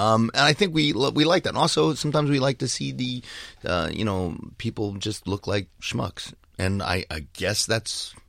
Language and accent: English; Ridgewood, New Jersey, United States; I grew up in Jersey fighting.